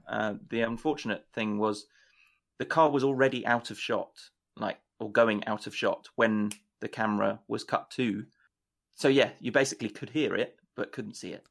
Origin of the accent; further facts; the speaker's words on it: United Kingdom; as a Brit